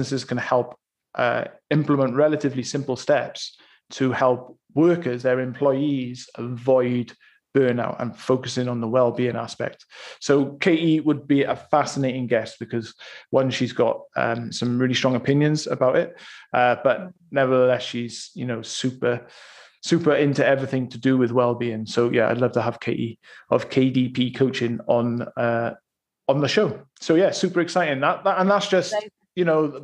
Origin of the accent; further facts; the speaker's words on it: Bridgend, Wales, United Kingdom; Bridgend, which is my hometown.